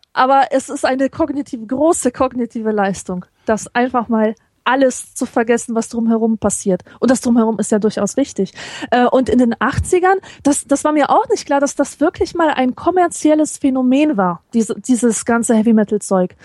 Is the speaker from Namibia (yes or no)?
no; Poland; now in Germany; ich als Polin